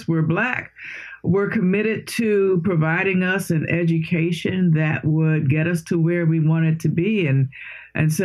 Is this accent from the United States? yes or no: yes; Washington, District of Columbia, United States; I was born in Washington, D.C., so born, educated, raised, and will probably die right in this area.